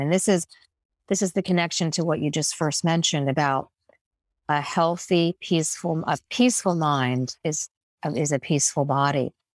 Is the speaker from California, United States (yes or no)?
no; New York, United States; As a New Yorker